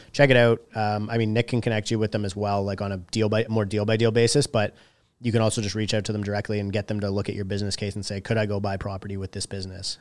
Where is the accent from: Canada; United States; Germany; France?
Canada; a small town north of Toronto, Ontario; I come from a small town north of Toronto and like all my friends in my hometown are from, or uh, work in the trades